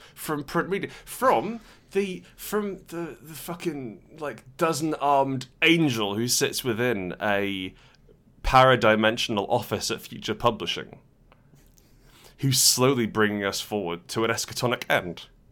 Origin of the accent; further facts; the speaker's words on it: Portugal; we were growing up in Portugal